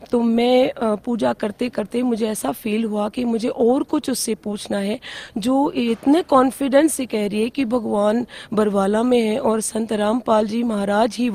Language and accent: Hindi; Mumbai, Maharashtra, India; now in Gurgaon, India; मैं वैसे खुद इंडिविजुअली बॉम्बे के रहने वाली हूँ वैसे मेरे हस्बैंड रोहतक के हैं तो वैसे हम सेटल गुड़गांव में रहते